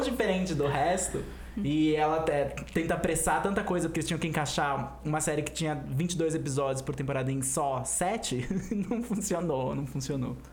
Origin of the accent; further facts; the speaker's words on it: Brazil; como brasileiros que assistiram novela